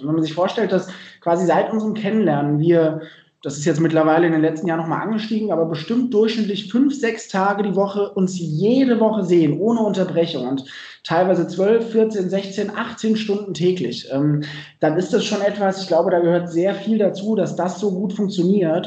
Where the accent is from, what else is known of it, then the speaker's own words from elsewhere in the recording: Dreieich, Hesse, Germany; ich ähm, bin selber in der Nähe von Frankfurt groß geworden, in Dreieich